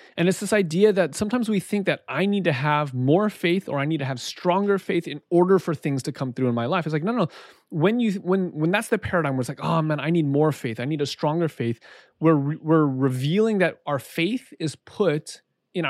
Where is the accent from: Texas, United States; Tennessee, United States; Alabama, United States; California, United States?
California, United States; Southern; growing up in Southern California, it's a pretty diverse place